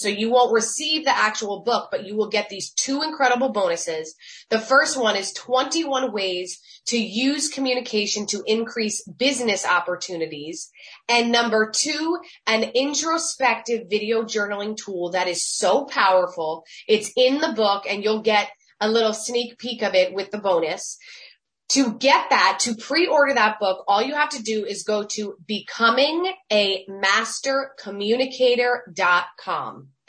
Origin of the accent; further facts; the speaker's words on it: New Jersey, United States; I'm really from New Jersey, literally just miles from where the storyline takes place.